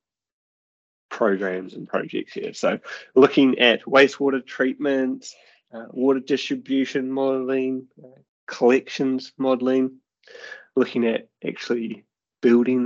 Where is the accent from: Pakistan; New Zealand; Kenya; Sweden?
New Zealand; So I am a New Zealander, as you can probably hear from the accent. And growing up in New Zealand, my parents live on a farm, very rurally.